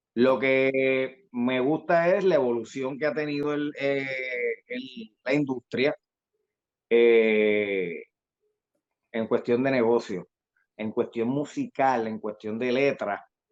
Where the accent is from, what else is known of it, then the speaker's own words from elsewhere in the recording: Carolina, Puerto Rico; mi zona de donde soy, de Carolina, de Country Club